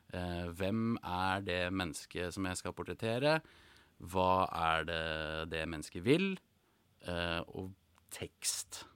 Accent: Norway; moved away as an adult; also born or lived in England; da hadde jeg vært hjemme i Norge to ganger tidligere

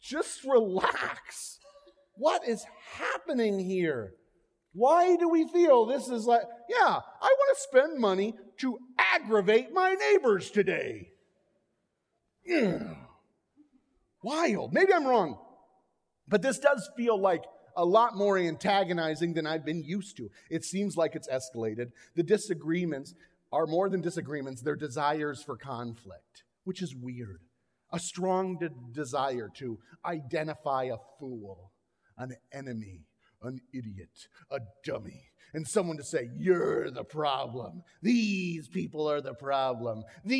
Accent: Florida, United States; I grew up in Florida

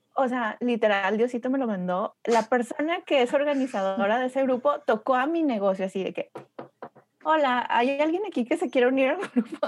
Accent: Torreón, Coahuila, Mexico; moved away as an adult; now in United States; Torreón, que es mi, mi, mi ciudad natal y orgullosamente lagunera

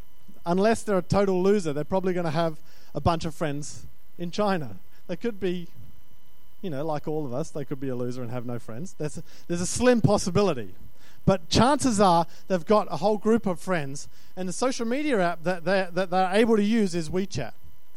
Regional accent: Australia; I'm Australian. There's an Australian that says that.

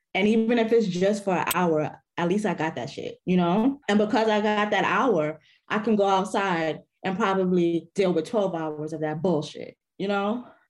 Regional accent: New York City, New York, United States; I am from the Bronx

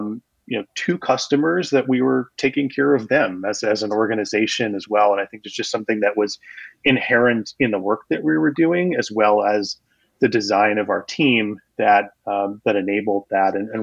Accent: Massachusetts, United States; moved away; I grew up in Massachusetts

